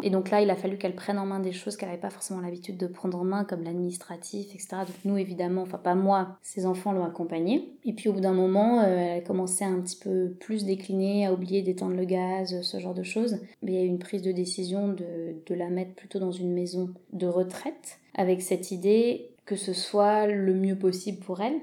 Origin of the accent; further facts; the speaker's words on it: France; also born or lived in England; Je suis presque autant française qu'européenne.